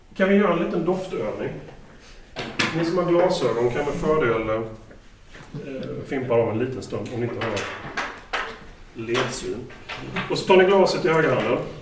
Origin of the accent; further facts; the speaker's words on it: Småland, Sweden; Som smålänning